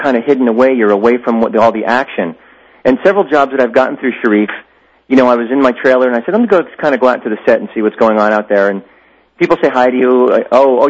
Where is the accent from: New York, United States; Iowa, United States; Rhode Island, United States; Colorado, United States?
New York, United States; Albany; moved away; Albany, New York, which is my hometown